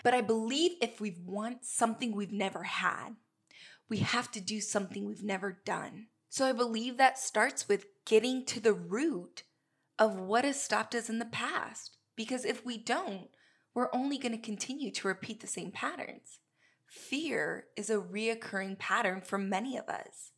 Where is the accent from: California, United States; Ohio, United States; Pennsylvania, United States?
California, United States; Southern; moved away as an adult; I'm originally from Southern California